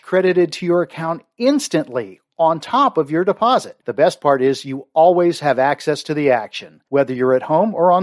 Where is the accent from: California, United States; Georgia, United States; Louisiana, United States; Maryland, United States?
Maryland, United States; moved away; I grew up in Maryland and went to the University of Maryland